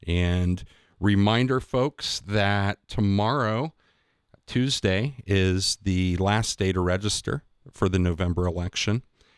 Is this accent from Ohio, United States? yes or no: yes; Newark, Ohio, United States; I grew up Methodist in Newark